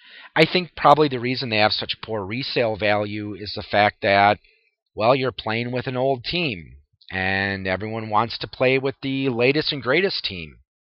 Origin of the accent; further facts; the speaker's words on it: Wisconsin, United States; I'm from Wisconsin